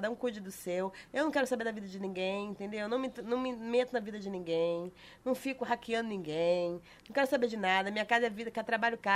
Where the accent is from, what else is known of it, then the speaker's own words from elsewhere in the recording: Rio de Janeiro, Brazil; Eu vou falar Rio. daqui, que eu sou carioca, eu vou falar daqui.